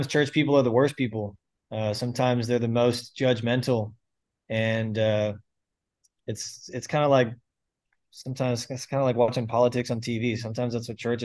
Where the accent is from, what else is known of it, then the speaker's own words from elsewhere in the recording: St. Petersburg, Florida, United States; I grew up in St. Petersburg, Florida, born and raised. I'm still here, still pastoring here